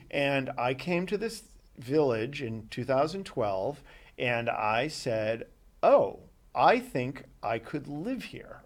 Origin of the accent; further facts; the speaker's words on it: Boston, Massachusetts, United States; moved away; I grew up in Boston